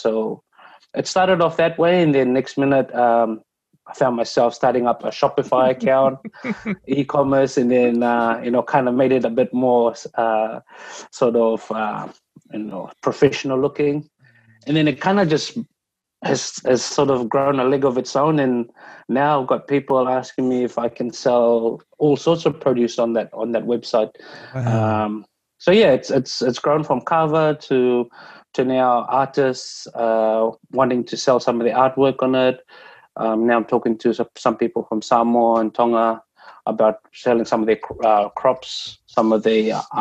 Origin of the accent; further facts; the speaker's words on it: Fiji; moved away; back home in Fiji